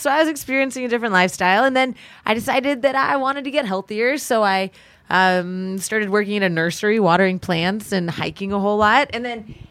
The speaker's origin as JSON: {"language": "English", "town": "South Pasadena", "region": "California", "country": "United States", "tie": "born or raised there", "also_born_or_lived": "Colorado Springs", "said": "In South Pasadena."}